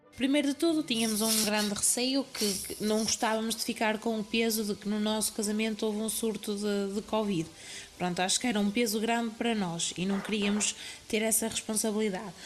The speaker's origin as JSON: {"language": "Portuguese", "town": "Guimarães", "region": "Norte", "country": "Portugal", "said": "sou de Guimarães, vou fazer 26 anos"}